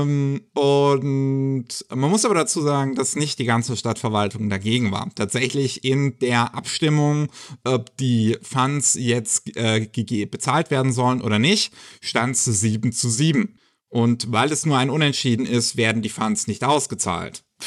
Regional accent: Germany; bei uns in Deutschland

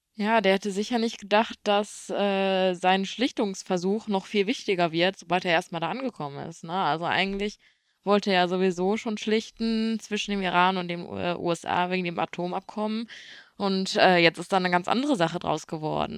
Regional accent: Germany; bei uns in Deutschland

